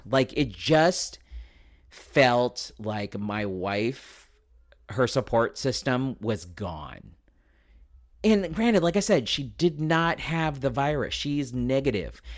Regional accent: San Diego, California, United States; also born or lived in Escondido; I am born and raised in San Diego, uh, son of a Navy man, and we luckily didn't get to go very many places. We mostly stayed in San Diego, so that is my hometown

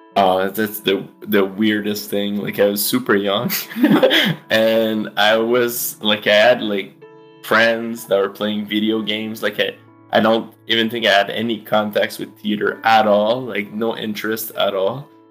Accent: Eastman, Quebec, Canada; also born or lived in Montreal; I was born in Montreal, but I grew up in the townships called Eastman, close to Sherbrooke in Quebec

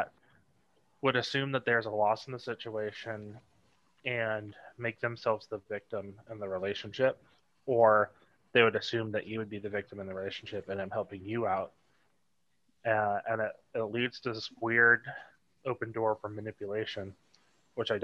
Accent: Tennessee, United States; also born or lived in Ohio / Georgia; I moved to Tennessee / mostly Tennessee area

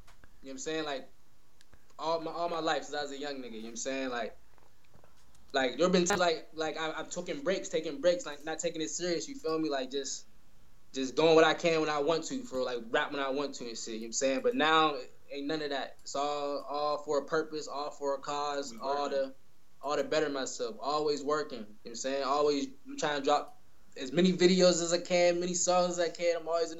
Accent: East Coast, United States; Even I'm from the East Coast, you know what I'm saying?

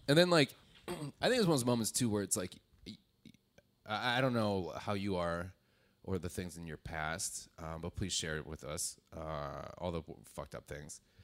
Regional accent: Wisconsin, United States; I'm from Wisconsin

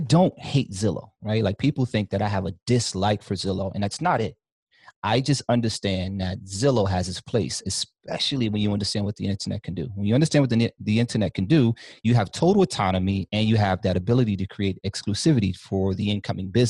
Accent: New York City, New York, United States; I'm from Harlem.

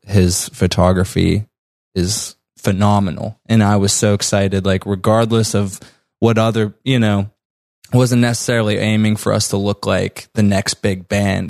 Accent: Butler, Pennsylvania, United States; moved away as an adult; also born or lived in North Side, Pittsburgh; now in Pittsburgh, United States; we're originally from Butler, and we recently just moved to, like, north, like, actually just m, last month

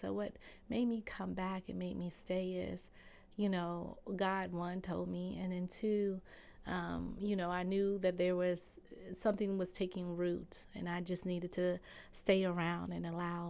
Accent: Fort Lauderdale, Florida, United States; moved away as an adult; now in Atlanta, United States; But the first 20 years of my life, I am a Florida orange. I'm from Fort Lauderdale, Florida. So That is where I grew up.

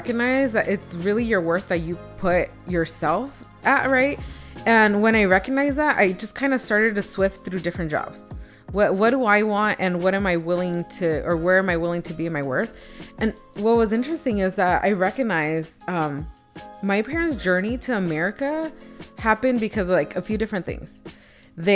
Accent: United States; I am American. I did speak English. I did have a college degree.

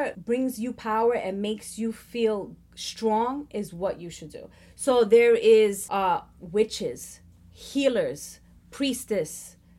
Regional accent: Puerto Rico; That was, as a Puerto Rican, I'm highly affected by the slave trade. Because of that, I come from Spaniard descendants. I come from Indian descendants.

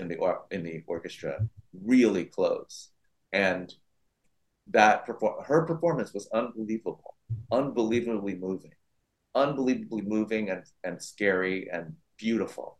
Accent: San Francisco, California, United States; my hometown, San Francisco

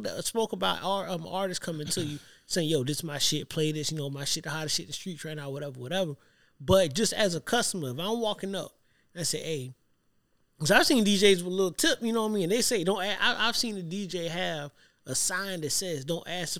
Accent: Savannah, Georgia, United States; I'm from Savannah.

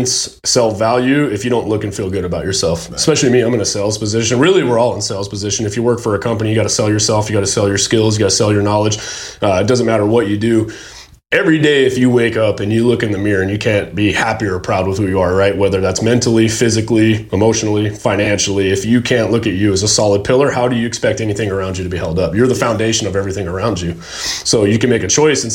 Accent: Las Vegas, Nevada, United States; So when I grew up, we grew up in Vegas. That's where I was born and raised

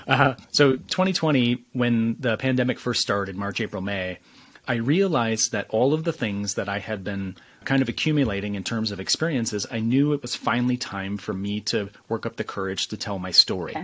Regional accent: West Michigan, United States; I started out in this small West Michigan town full of challenges, full of hardships, full of struggles

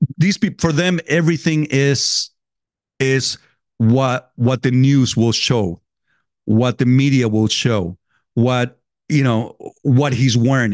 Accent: California, United States; moved away; I grew up in, in California.

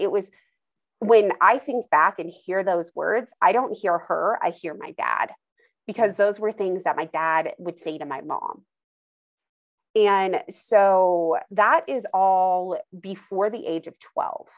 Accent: Idaho, United States; moved away; also born or lived in Indiana; I grew up in Idaho

